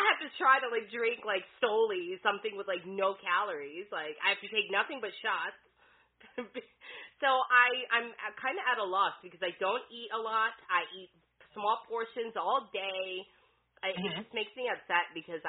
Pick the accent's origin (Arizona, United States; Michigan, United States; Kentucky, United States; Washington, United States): Michigan, United States; Detroit; now in Florida, United States; I'm from Detroit